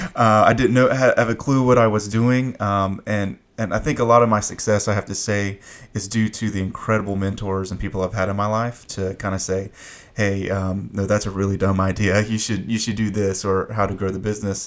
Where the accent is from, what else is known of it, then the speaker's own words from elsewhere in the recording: Fayetteville, North Carolina, United States; I grew up in Fayetteville, so we're about 30 minutes away